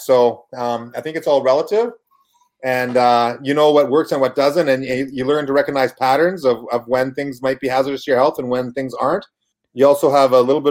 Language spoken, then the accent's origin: English; Kamloops, British Columbia, Canada; moved away as an adult; also born or lived in Vancouver / Houston, Texas; I was born in Vancouver, raised in Kamloops with a few small stops in like Adams Lake in the middle of BC